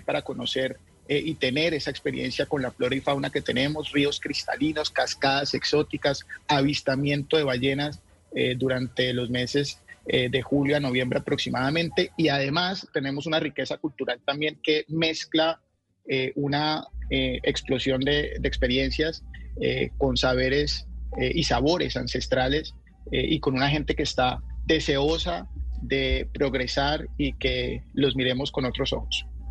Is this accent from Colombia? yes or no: yes; Colombia; como colombianos